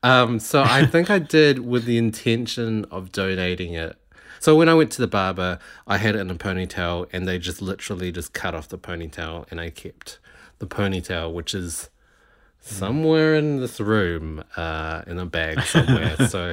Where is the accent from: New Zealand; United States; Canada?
New Zealand; accent: international; Because I've been here for so long now, I don't really get picked out as a Kiwi anymore. I think my accent has softened a lot.